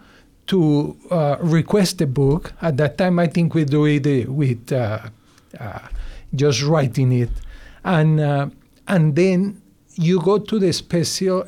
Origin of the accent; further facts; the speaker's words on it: Bogota, Colombia; English is a second language; moved away as an adult; now in United States; I'm from Bogota. I was born in Bogota, and I went to the university in Bogota.